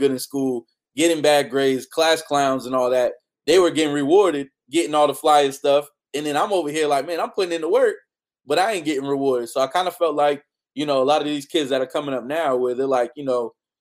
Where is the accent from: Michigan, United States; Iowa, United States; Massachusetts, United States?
Massachusetts, United States; Boston; I'm from Boston